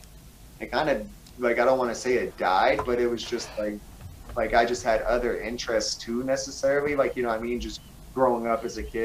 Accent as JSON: {"language": "English", "region": "East Coast", "country": "United States", "tie": "born or raised there", "said": "I grew up on the East Coast, skateboarding wasn't really popular"}